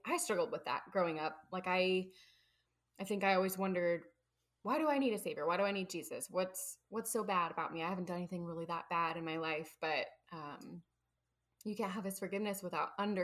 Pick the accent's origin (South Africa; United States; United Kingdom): United States; Midwest; accent: Midwest; I'm from the Midwest